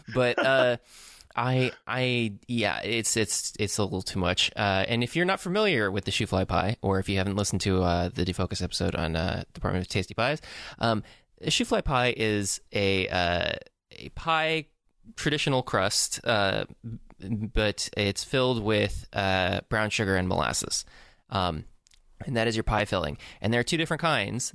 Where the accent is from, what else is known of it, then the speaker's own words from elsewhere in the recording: Tampa, Florida, United States; I'm from Tampa, Florida